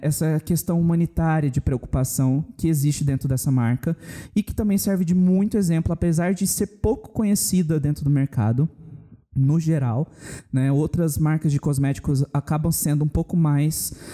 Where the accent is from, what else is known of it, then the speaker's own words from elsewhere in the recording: Campo Grande, Mato Grosso do Sul, Brazil; Aqui na cidade, a gente é de Campo Grande, Mato Grosso do Sul